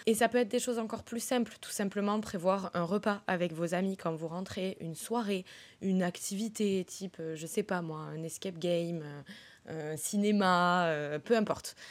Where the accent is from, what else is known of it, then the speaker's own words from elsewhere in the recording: southern France, France; moved away; also born or lived in London; je viens quand même du sud